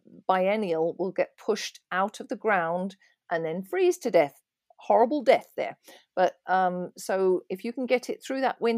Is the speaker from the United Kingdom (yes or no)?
yes; England, United Kingdom; There are always, because I come from England, there's always I have various English gardening magazines